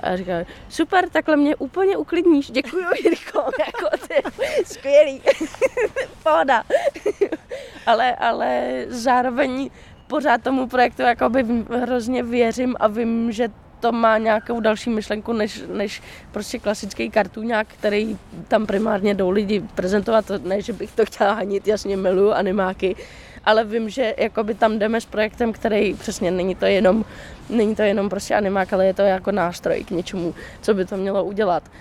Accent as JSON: {"language": "Czech", "region": "Prague", "country": "Czechia", "also_born_or_lived": "New York", "said": "u nás v Praze"}